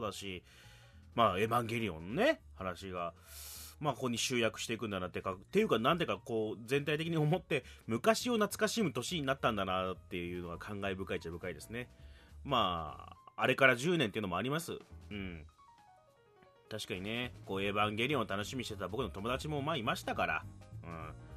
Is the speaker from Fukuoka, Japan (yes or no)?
yes; Fukuoka, Japan; moved away as an adult; now in Tokyo, Japan; 福岡から上京してきて東京